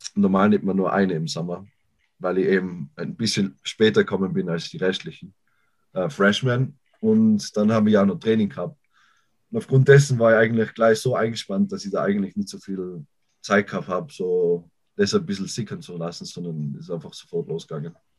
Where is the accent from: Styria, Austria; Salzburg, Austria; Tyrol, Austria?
Tyrol, Austria; Innsbruck; moved away as an adult; now in United States; Ich komme aus Tirol, Raum Innsbruck